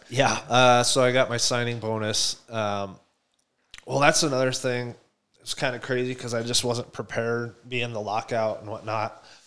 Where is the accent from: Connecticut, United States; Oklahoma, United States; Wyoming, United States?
Wyoming, United States; Buffalo; moved away as an adult; also born or lived in Denver / Chicago; me growing up in Buffalo